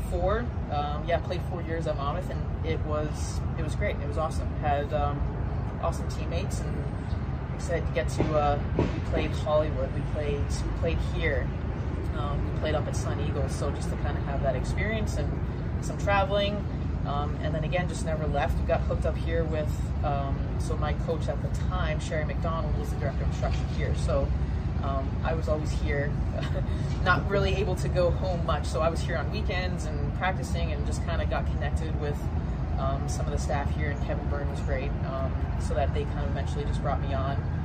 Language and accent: English; Canada; moved away as an adult; growing up in Canada, played golf in the summer, played ice hockey in the winter.